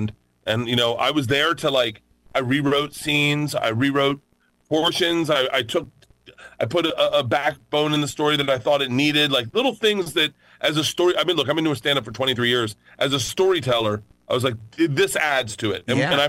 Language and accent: English; Tampa, Florida, United States